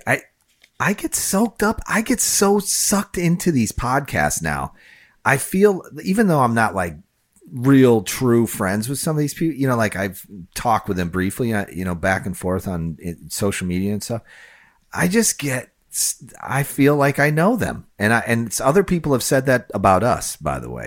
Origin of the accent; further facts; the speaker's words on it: Chicago, Illinois, United States; now in Florida, United States; I grew up near Wrigley Field